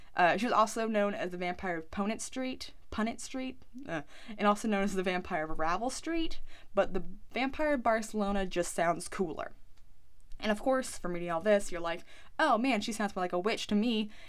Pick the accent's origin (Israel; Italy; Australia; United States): United States; I'm American